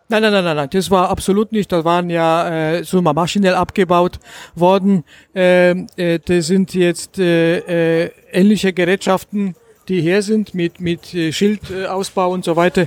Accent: Gliwice, Silesian Voivodeship, Poland; moved away as an adult; now in Germany; ich komme äh, aus Oberschlesien, aus der Gegend Gleiwitz

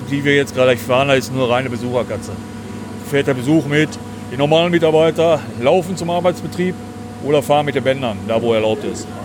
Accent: Germany; born there; Nein, im Harz.

